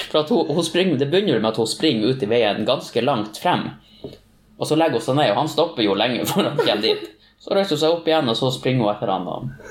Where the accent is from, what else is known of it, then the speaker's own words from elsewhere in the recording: Tromsø, Troms, Norway; Jeg er fra Tromsø.